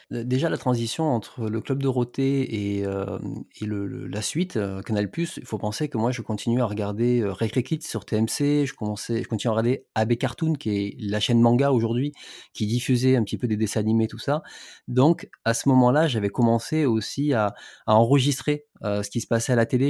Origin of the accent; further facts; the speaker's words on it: Alès, Occitania, France; moved away; moi je suis du sud, euh, suis dans le, je suis dans le Gard et je suis d'origine d'Alès